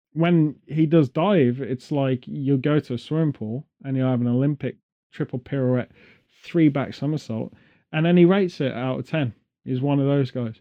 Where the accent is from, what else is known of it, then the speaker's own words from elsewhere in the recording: England, United Kingdom; being English